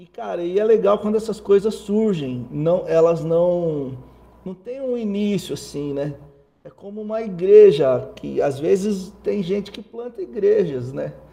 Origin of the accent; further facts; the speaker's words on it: Cordeirópolis, São Paulo, Brazil; eu sou paulistano, nasci no bairro do Cambuci, em São Paulo, mas cresci em Cordeirópolis